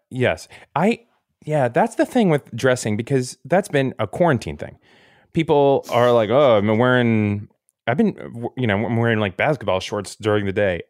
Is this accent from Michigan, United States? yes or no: no; Florida, United States; I'm from Florida